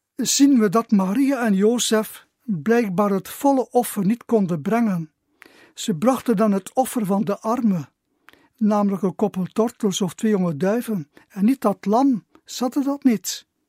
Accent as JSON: {"language": "Dutch", "town": "Zerkegem", "region": "Flanders", "country": "Belgium", "tie": "born or raised there", "also_born_or_lived": "Gistel", "lives_now": "Kortemark, Belgium", "said": "ben ik geboren in Zerkenhem. Ik heb daar tien jaar gewoond"}